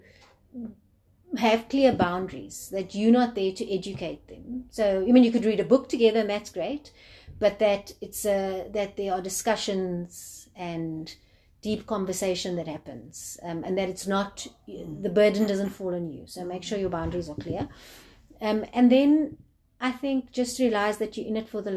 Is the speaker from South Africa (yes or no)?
yes; South Africa